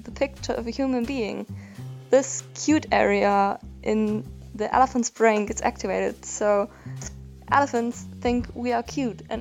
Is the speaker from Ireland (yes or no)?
no; Chile; I'm from Chile